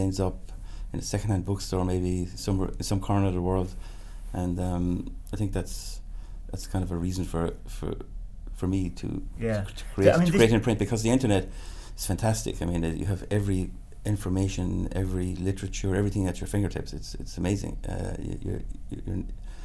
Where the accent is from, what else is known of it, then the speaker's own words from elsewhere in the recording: Ireland; moved away as an adult; now in Berlin, Germany; I'm an engineer, I'm Irish. I've lived in Berlin since 1994. I came here to work on a project in my mid-20s